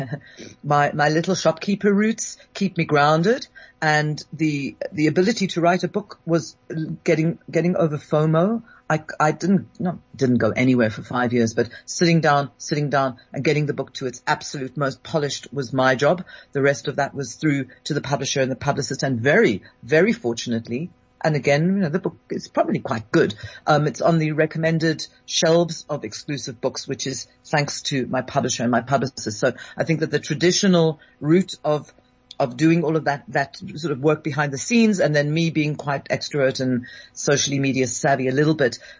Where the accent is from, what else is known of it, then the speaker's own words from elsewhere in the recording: London, United Kingdom; I was born in London and raised in London